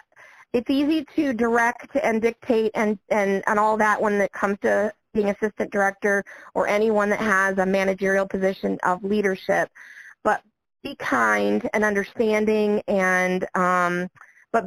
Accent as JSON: {"language": "English", "area": "Niabi Zoo area", "region": "Illinois", "country": "United States", "tie": "born or raised there", "said": "it is my home zoo. This is my hometown."}